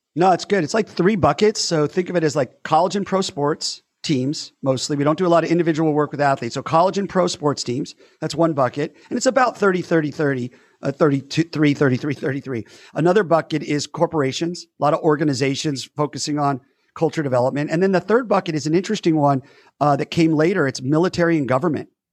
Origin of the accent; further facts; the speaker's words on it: West Covina, California, United States; I grew up in West Covina, California. I say that because my hometown is important to me, West Covina